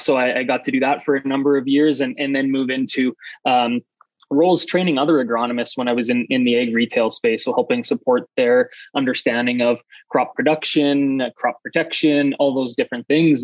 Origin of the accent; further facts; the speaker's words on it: Saskatchewan, Canada; now in Calgary, Canada; I'm Canadian. I'm from uh, Saskatchewan, Canada originally. I now live in, in Calgary, Alberta